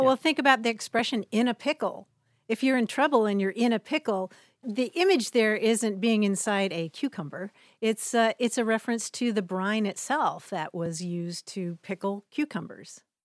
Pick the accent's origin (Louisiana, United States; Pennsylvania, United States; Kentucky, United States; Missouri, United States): Kentucky, United States; now in California, United States; growing up in Kentucky